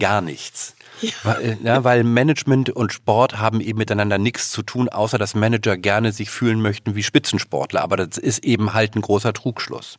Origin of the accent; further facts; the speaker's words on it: Northern Germany, Germany; bei uns in Norddeutschland